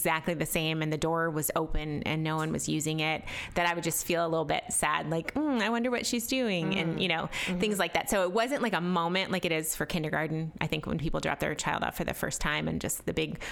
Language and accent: English; Canton, Ohio, United States; I'm from Canton, Ohio.